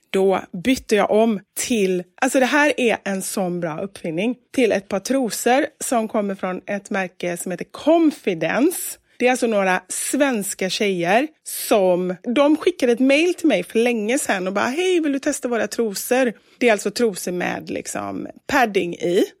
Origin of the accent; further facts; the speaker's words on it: Gothenburg, Västra Götaland, Sweden; jag är från Kortedala